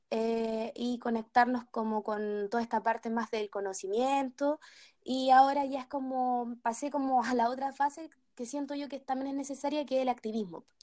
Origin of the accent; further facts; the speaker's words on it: Chile; born there; yo, yo, nací acá en Chile.